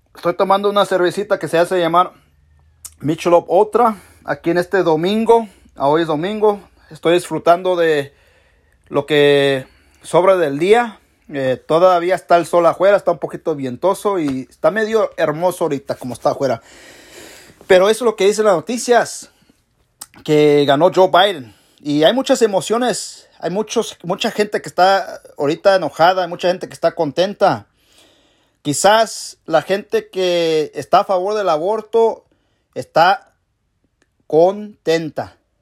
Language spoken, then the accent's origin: Spanish; Mexico; now in United States; Yo soy mexicano